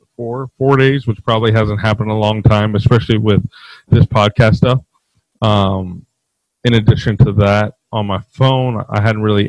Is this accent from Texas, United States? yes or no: yes; Dallas, Texas, United States; now in Midwest, United States; I used to live in Dallas, or I grew up in Dallas